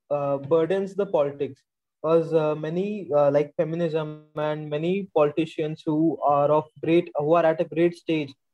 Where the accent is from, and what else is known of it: India